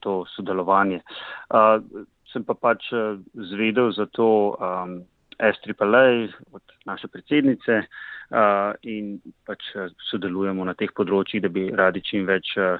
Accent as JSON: {"language": "Slovenian", "country": "Slovenia", "moved": "yes", "lives_now": "Queensland, Australia", "said": "na naši univerzi imamo trenutno štiri profesorje iz Slovenije, ki so slovenskega rodu. To so Sergeja Slapničar, Boštjan Kobe in Sara Dolničar. Eh, in, in jaz"}